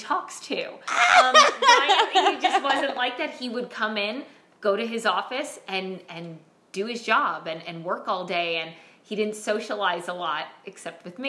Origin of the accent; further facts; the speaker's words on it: Bronxville, New York, United States; I was born in Bronxville, New York